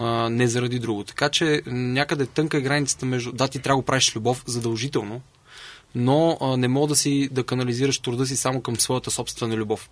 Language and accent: Bulgarian; Sofia, Sofia City, Bulgaria; Родом съм от София. Все още живее с нашите